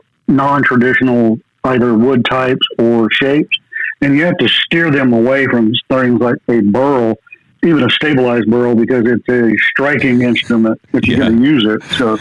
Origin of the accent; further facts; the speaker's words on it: Hope Mills, North Carolina, United States; Hope Mills, North Carolina. It's right next to Fayetteville, which is where Fort Bragg is.